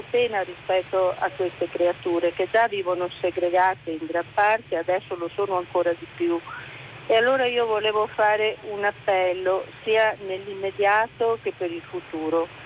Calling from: Venice, Veneto, Italy; siamo da Venezia

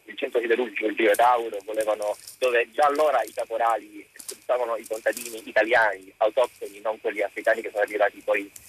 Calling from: Calabria, Italy

